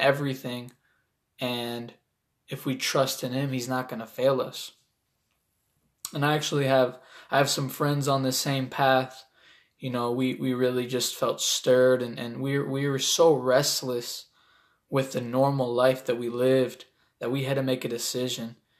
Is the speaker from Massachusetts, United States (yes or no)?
no; Toledo, Ohio, United States; I'm an artist from Toledo, Ohio